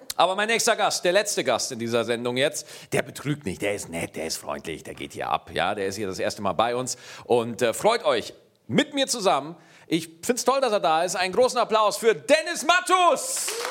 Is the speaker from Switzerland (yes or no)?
no; Schwarzach, Bavaria, Germany; ich komme aus Niederbayern. Schwarzach, jawohl, 1800 Einwohner